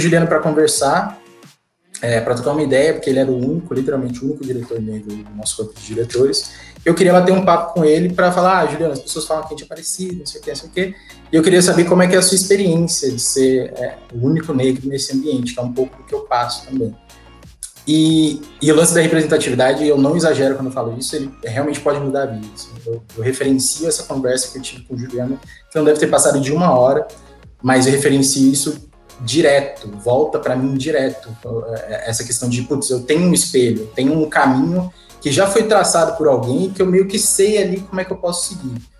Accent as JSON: {"language": "Portuguese", "region": "São Paulo", "country": "Brazil", "tie": "born or raised there", "said": "eu nasci, cresci a minha adolescência e minha infância no Jardim Ângela, abracei para a caravana do Jardim Ângela, quem conhece Zona Sul de São Paulo, periferia"}